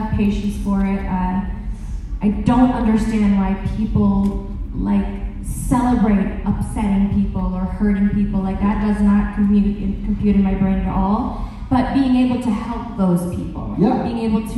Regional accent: Toronto, Ontario, Canada; I grew up in Toronto and my parents had a toy store and candy store.

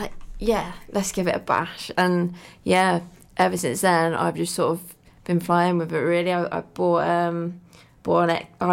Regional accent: Midlands, United Kingdom; moved away as an adult; now in Pembrokeshire, United Kingdom; I'm originally from the Midlands and I'm now in the wild, wild west. Been here for a few years and absolutely loving life in Pembrokeshire.

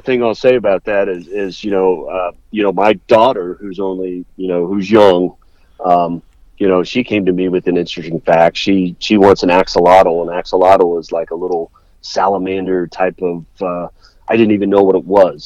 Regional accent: Worthington, Ohio, United States; I grew up in the Columbus area, so I grew up in um, up in Worthington and I went to high school, Worthington High School

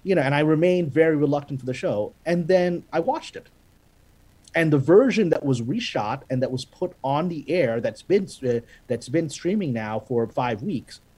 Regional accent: Pakistan; now in United States; I'm Pakistani. I was born in Pakistan, Pakistani American

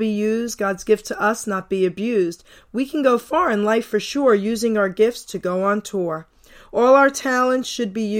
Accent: New York City, New York, United States; I was from Long Island City, New York

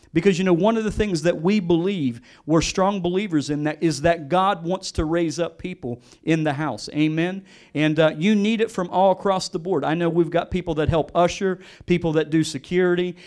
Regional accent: West Virginia, United States; I'm from West Virginia. I grew up born and raised West Virginia. I grew up in the country.

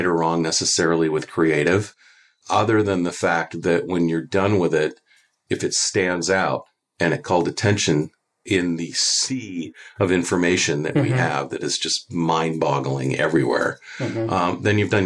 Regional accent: Canada; now in United States; I'm from Canada originally

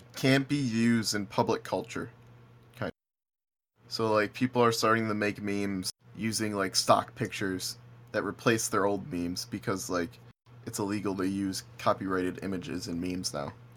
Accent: Buffalo, New York, United States; moved away; we're from Buffalo

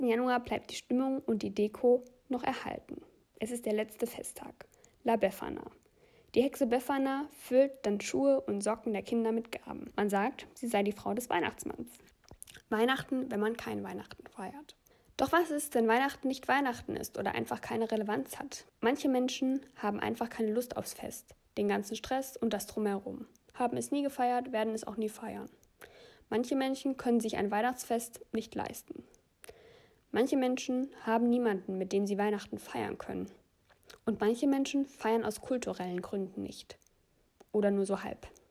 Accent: Germany; bei uns in Deutschland

